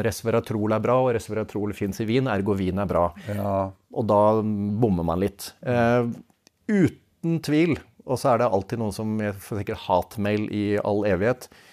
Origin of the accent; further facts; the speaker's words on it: Svelvik, Vestfold, Norway; Jeg kommer jo fra Svelvik